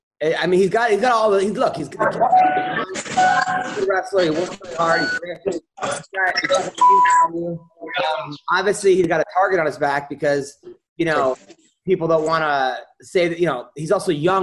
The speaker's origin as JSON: {"language": "English", "area": "Long Island", "region": "New York", "country": "United States", "said": "I'm from Long Island"}